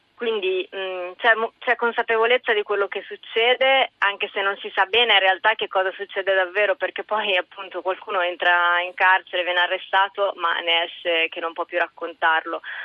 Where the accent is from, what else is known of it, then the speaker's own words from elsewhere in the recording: Italy; essendo nata e cresciuta in Italia, mi sento molto italiana